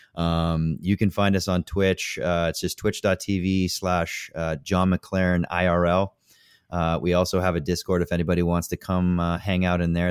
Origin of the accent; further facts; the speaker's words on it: Canada; I'm Canadian.